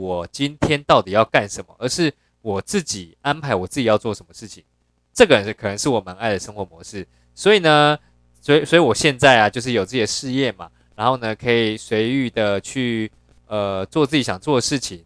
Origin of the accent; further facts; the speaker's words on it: Yilan County, Taiwan; 我本身是在宜兰长大，哦，就是很乡下，然后很传统